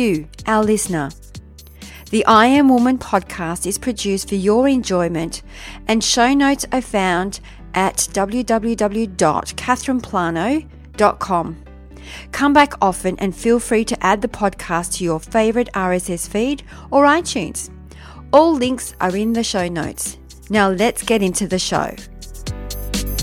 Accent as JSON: {"language": "English", "town": "Melbourne", "region": "Victoria", "country": "Australia", "tie": "born or raised there", "said": "actually from Melbourne, my hometown"}